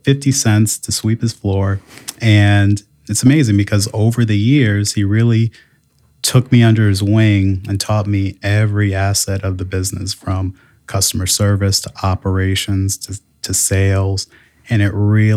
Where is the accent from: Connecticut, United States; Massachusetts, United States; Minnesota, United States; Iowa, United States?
Connecticut, United States; Hartford; now in South Bend, United States; originally, I am from Hartford, Connecticut